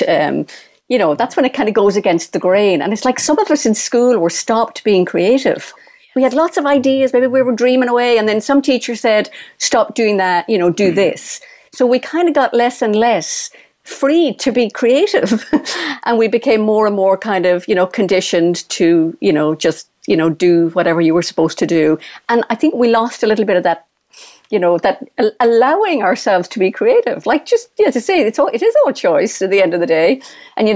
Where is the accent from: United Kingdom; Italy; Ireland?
Ireland; when we're Irish